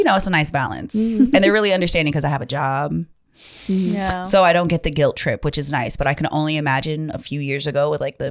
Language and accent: English; Hawaii, United States; I'm Hawaiian.